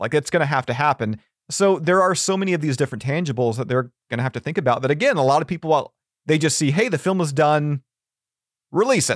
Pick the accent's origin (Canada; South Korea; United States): Canada; as a Canadian